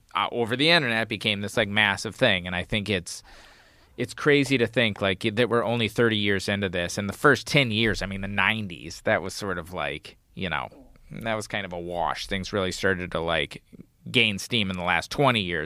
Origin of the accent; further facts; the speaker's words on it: United States; growing up in the United States